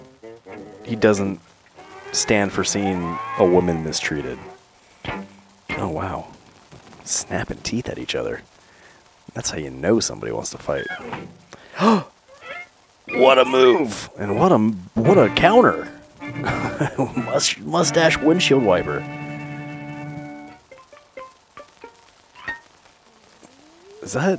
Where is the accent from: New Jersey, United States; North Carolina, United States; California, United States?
California, United States; San Diego; growing up in San Diego.